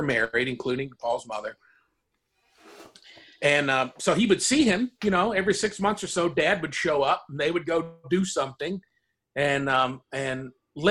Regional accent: United States; being an American

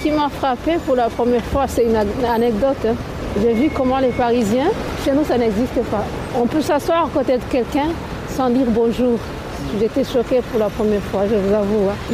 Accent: Burundi; moved away as an adult; now in France; Je suis du Burundi

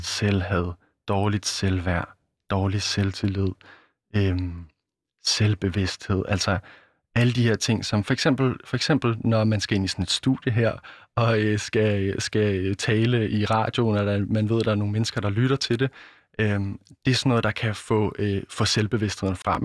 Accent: Denmark; jeg vesterlænding og dansker

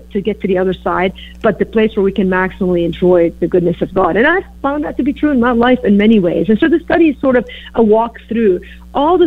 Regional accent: Beirut, Beirut Governorate, Lebanon; also born or lived in Green Bay, Wisconsin; now in Chicago, United States; I grew up in Beirut, Lebanon, and of course moved to Green Bay, Wisconsin. And then now I settled in Chicago

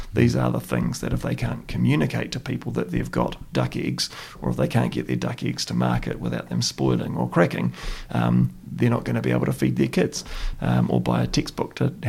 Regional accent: Christchurch, Canterbury, New Zealand; We grew up in St. Albans, and it was pleasant and it was nice

